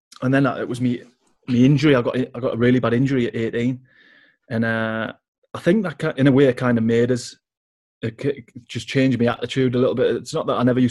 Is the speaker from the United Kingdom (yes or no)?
yes; North East England, United Kingdom; also born or lived in Doncaster; I lived in the North East most of my life.